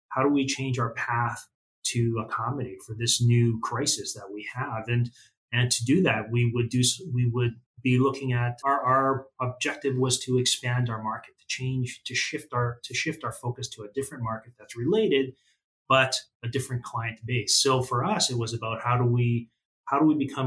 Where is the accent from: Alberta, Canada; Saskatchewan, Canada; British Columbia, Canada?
Alberta, Canada; southern; also born or lived in Kuala Lumpur, Malaysia / Red Deer, Alberta; I was born in Kuala Lumpur in Malaysia, but we immigrated to Canada when I was very little, young. And like I said, grew up in southern Alberta